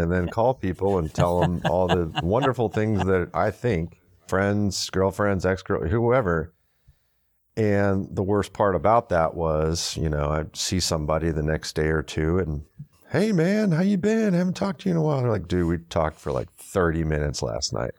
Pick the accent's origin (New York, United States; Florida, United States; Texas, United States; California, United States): Texas, United States; Houston; also born or lived in Michigan; we moved from Michigan to Houston, uh, in between fourth and fifth grade